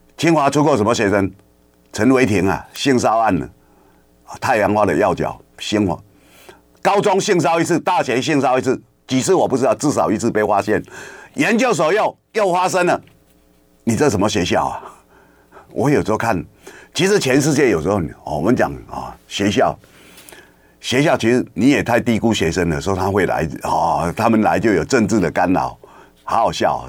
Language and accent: Chinese; Kinmen County, Taiwan; 我们小时候在金门读书